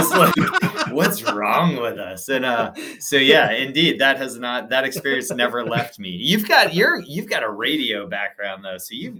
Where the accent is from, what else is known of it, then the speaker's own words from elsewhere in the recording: outside of Boston, Massachusetts, United States; when I was a little kid, I grew up outside of Boston, and we had the Boston Museum of Science, which was like where you went on field trips as a little kid.